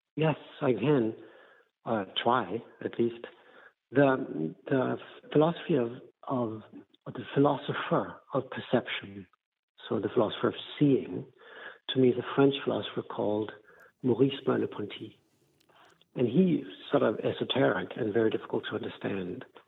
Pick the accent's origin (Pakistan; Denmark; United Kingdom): Denmark; I'm from Denmark in Northern Europe